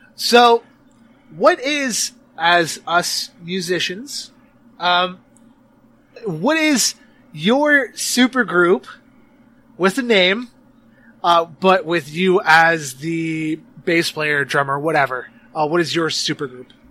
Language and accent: English; Canada; I'm from Canada